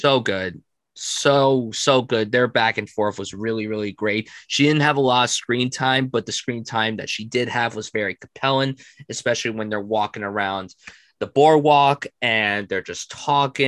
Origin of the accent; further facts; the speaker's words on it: New Jersey, United States; someone like me who has lived in Jersey their whole life